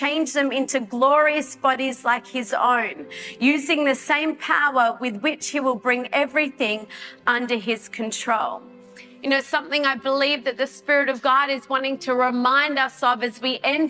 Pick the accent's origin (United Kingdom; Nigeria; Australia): Australia; as an Australian citizen